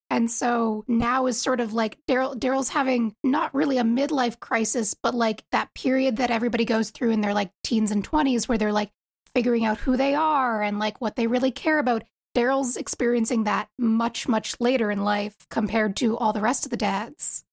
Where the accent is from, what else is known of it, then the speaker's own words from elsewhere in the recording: East Coast, United States; I'm from the East Coast